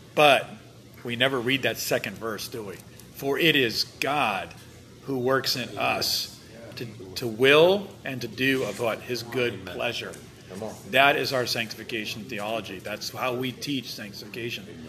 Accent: United States; I'm an American pastor

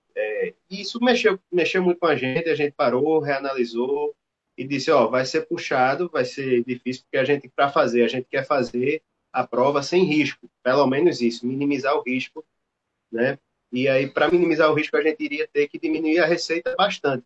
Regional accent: Recife, Pernambuco, Brazil; a gente é de Recife

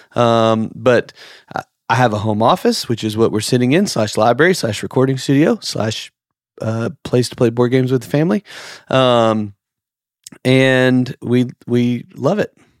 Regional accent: outside of Memphis, Tennessee, United States; moved away as an adult; also born or lived in Nashville, Tennessee / Miramar Beach, Florida; now in Santa Rosa Beach, United States; we grew up outside of Memphis, lived in Nashville

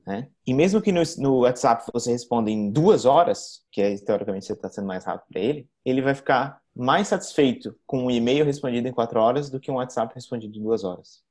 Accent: Florianópolis, Santa Catarina, Brazil; Sou manezinho da ilha, nasci em nascido e criado em Florianópolis.

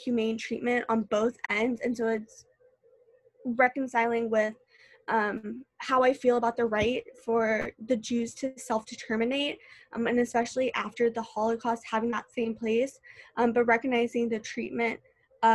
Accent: St. Louis, Missouri, United States; moved away as an adult; now in Indianapolis, United States; I moved here from St. Louis

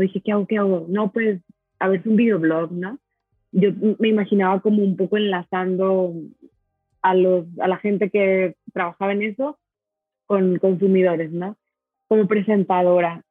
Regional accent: Monterrey, Nuevo León, Mexico; soy de Monterrey

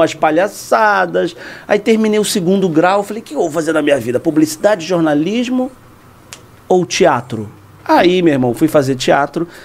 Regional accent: Rio de Janeiro, Brazil; Eu fiz Rádio Tupi na Rua do Livramento, na Gamboa, que é o bairro onde eu nasci

